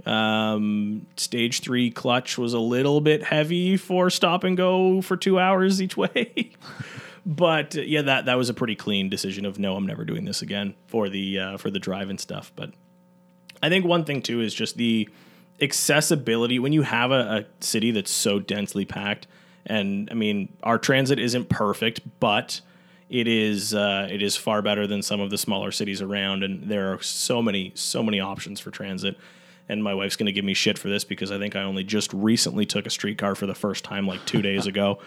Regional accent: Newmarket, Ontario, Canada; I'm, uh, born and raised in Newmarket

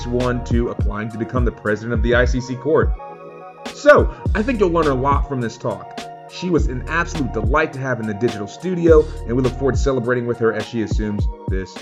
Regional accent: South Carolina, United States; I'm from the great state of South Carolina

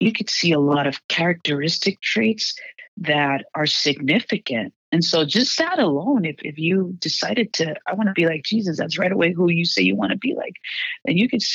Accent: Houston, Texas, United States; moved away as an adult; I'm from Houston, Texas as well, and growing up in this ultra conservative background in Texas

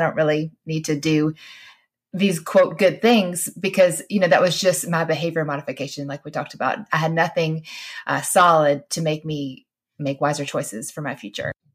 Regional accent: Georgia, United States; we would say we were Christians because we fr-, we're from Georgia

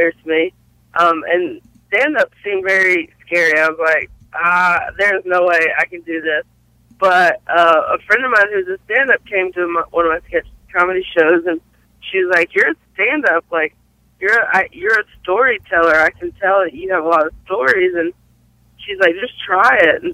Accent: Belmont, North Carolina, United States; Originally, I'm from a small town in North Carolina called Belmont

